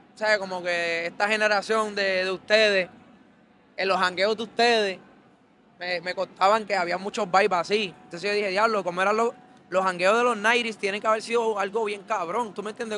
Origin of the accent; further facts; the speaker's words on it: Carolina, Puerto Rico; yo soy de Carolina